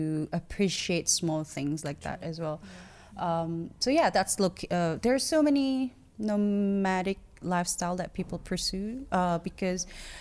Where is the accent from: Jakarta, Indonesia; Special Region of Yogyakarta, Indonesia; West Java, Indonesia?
Jakarta, Indonesia; I had to be in Jakarta, right? Yeah, I had to be in my hometown